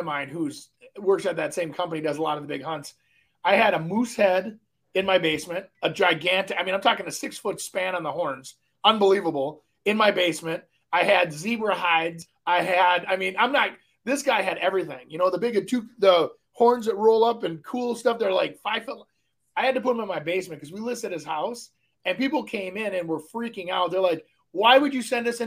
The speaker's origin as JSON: {"language": "English", "town": "Minneapolis", "region": "Minnesota", "country": "United States", "tie": "born or raised there", "also_born_or_lived": "Brooklyn Park, Minnesota", "said": "I grew up in Brooklyn Park and kind of North Minneapolis"}